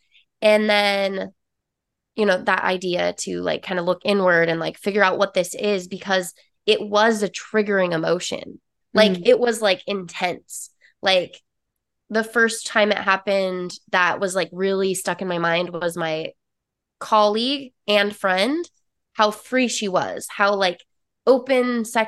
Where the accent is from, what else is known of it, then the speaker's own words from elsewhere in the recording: Utah, United States; So I'm originally from Utah, born and raised, lived there for 26 years. Not only that, but I grew up in a very small town. So predominantly religious, Mormon, and very judgmental area.